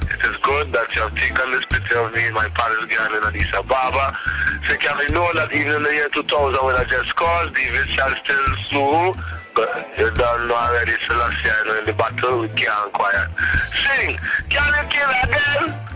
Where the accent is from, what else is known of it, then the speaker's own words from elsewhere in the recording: Trinidad & Tobago; I'm from Trinidad